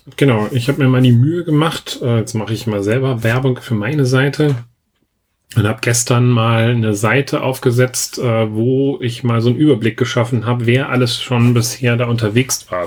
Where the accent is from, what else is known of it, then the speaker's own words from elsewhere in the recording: Germany; bei uns in Deutschland